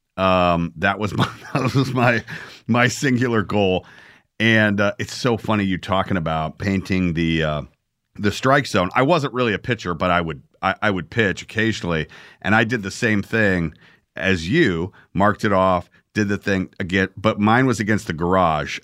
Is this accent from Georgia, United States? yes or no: yes; Atlanta, Georgia, United States; I grew up in Atlanta